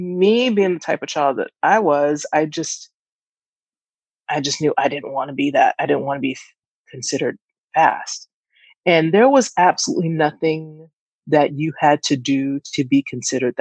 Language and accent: English; Atlanta, Georgia, United States; growing up in Atlanta, it's hot in the summertime